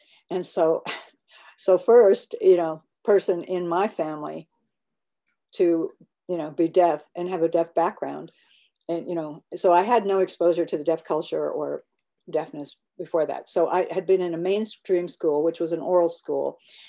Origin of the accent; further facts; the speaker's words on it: Germany; born there; I was born in Germany.